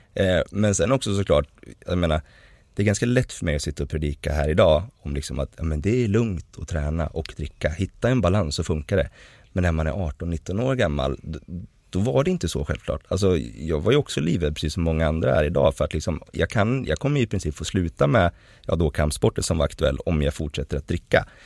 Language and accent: Swedish; Hudiksvall, Gävleborg County, Sweden; kommer från en ganska liten stad som heter Hudiksvall. Och vi växte liksom upp kärnfamiljsaktigt